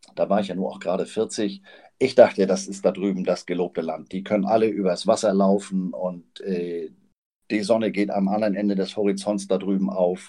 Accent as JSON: {"language": "German", "town": "Flensburg", "region": "Schleswig-Holstein", "country": "Germany", "tie": "born or raised there", "moved": "yes", "lives_now": "Hamburg, Germany", "said": "gebürtiger Flensburger, lebe in Hamburg"}